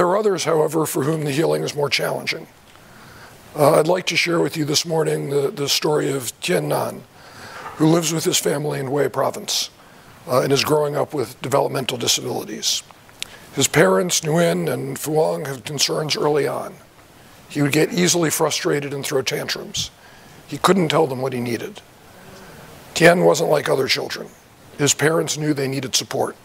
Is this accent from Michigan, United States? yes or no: no; New York, United States; also born or lived in Arlington, Virginia; growing up in New York